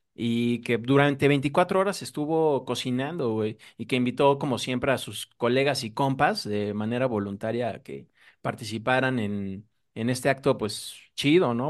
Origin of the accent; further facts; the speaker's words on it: Mexico; nosotros como mexicanos